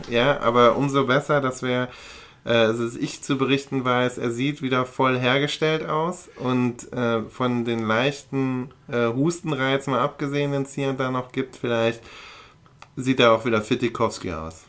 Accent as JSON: {"language": "German", "town": "Aachen", "region": "North Rhine-Westphalia", "country": "Germany", "tie": "born or raised there", "moved": "yes", "said": "in meiner Geburtsstadt bin, nämlich in Aachen."}